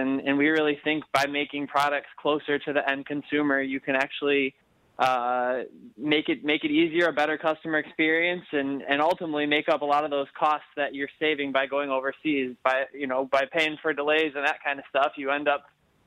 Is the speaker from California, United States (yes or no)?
no; Livonia, Michigan, United States; I grew up in Livonia and always loved coming down to Detroit